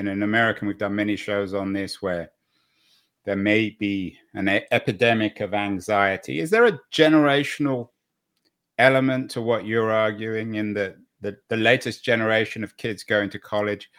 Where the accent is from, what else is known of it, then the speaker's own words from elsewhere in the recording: London, United Kingdom; me growing up in Golders Green in North London